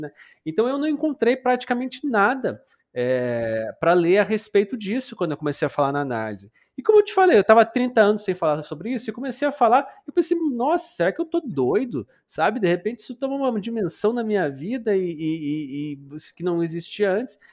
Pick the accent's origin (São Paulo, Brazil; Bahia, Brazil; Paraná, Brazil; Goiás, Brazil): Paraná, Brazil; moved away as an adult; now in Porto Alegre, Brazil; eu sou paranaense e vim morar no, no Rio Grande do Sul